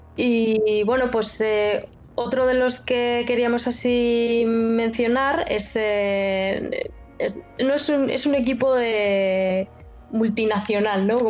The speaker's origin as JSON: {"language": "Spanish", "region": "Basque Country", "country": "Spain", "tie": "born or raised there", "said": "Yo, nací en el País Vasco"}